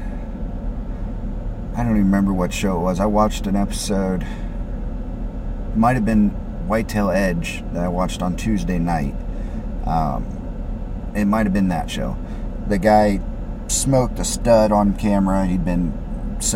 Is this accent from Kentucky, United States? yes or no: yes; Carrollton, Kentucky, United States; moved away; I went back up to Carrollton, where I'm from originally